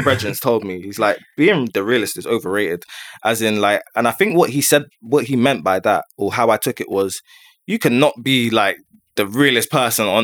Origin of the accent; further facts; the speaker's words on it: London, United Kingdom; I grew up in Neasden